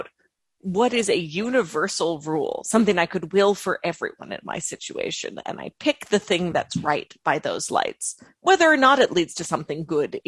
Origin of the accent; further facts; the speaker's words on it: Long Island, New York, United States; I grew up on Long Island